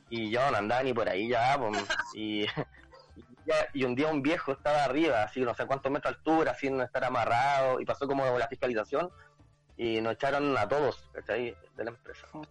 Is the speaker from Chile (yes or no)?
yes; La Ligua, Valparaíso, Chile; also born or lived in Santiago; yo soy de la Ligua